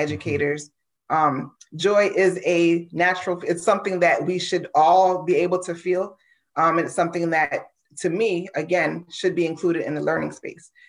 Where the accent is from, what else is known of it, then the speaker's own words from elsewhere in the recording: United States; growing up in the United States, you know, as an, as an African-American woman